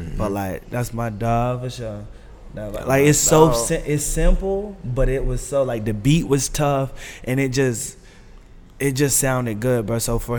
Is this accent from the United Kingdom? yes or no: no; Raleigh, North Carolina, United States; moved away; I grew up in Raleigh. I'm from the trees, bro.